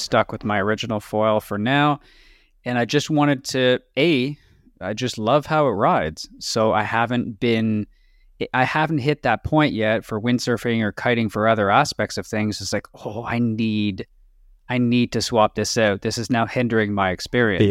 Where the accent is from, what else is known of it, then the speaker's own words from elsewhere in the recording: Canada; we're from Canada